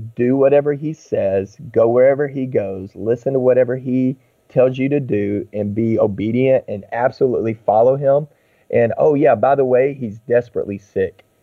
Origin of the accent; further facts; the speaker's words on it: Texas, United States; I grew up in Texas